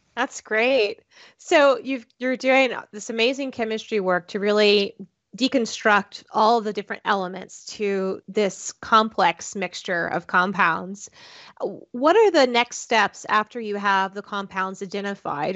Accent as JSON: {"language": "English", "region": "South Florida", "country": "United States", "tie": "born or raised there", "said": "I grew up in South Florida"}